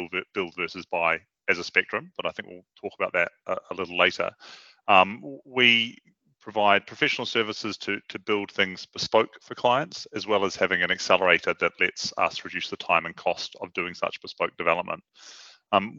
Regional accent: New Zealand; moved away as an adult; now in London, United Kingdom; I'm from New Zealand originally. I came to London in 2005, having just finished a master's in computer science.

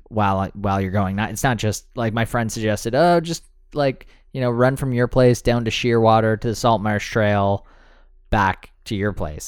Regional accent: Canada; we're Canadian

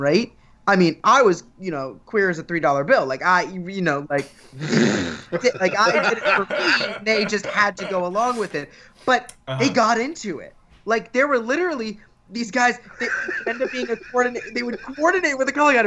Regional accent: Florida, United States; I'm from Florida

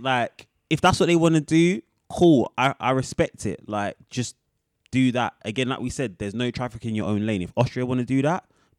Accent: London, United Kingdom; we grew up on Earls Court.

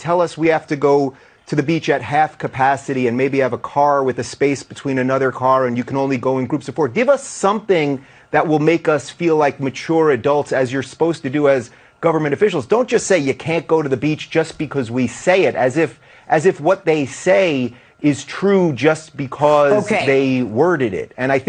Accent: Long Island, New York, United States; moved away as an adult; also born or lived in Brooklyn / Manhattan; now in Los Angeles, United States; my family, I come from New York. I was born in Brooklyn. I grew up in Long Island. I lived in Manhattan most of my life. Most of my family lives in New York.

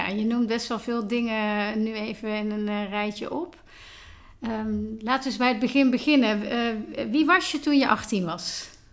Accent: Tilburg, North Brabant, Netherlands; Vandaag ben ik in mijn thuisstad Tilburg aangeschoven

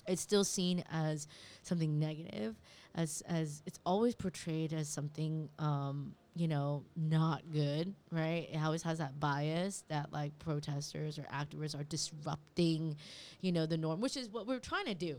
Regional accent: California, United States; now in New York, United States; My mom's a refugee, and I grew up in California

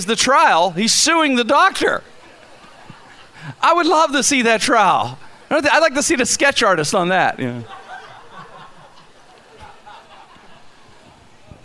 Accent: Pittsburgh, Pennsylvania, United States; when I was a kid growing up in the Strip

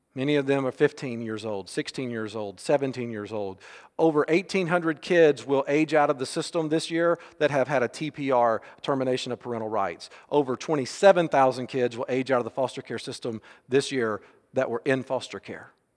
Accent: Alabama, United States; We grew up right here in Alabama

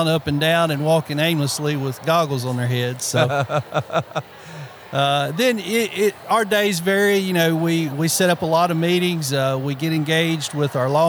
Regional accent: Obion County, Tennessee, United States; I was raised right here in Obion County

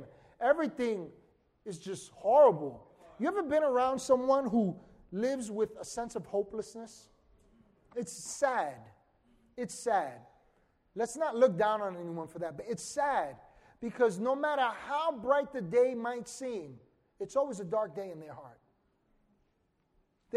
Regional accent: New York City, New York, United States; growing up in Washington Heights in some of the craziest times

